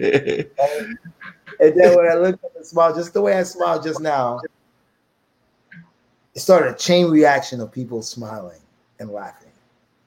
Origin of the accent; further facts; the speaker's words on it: United States; I'm American.